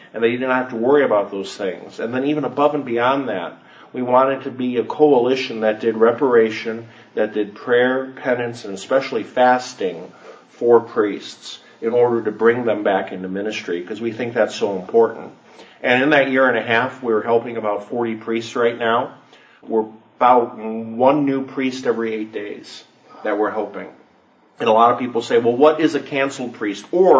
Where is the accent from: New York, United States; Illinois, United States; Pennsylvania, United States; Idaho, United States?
Illinois, United States; Chicago; I'm originally from Chicago